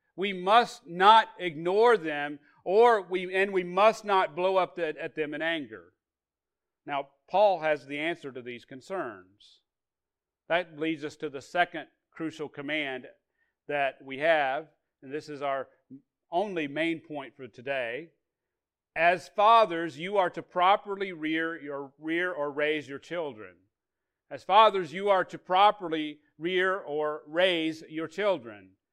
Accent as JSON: {"language": "English", "region": "Arkansas", "country": "United States", "tie": "born or raised there", "said": "I grew up in Arkansas"}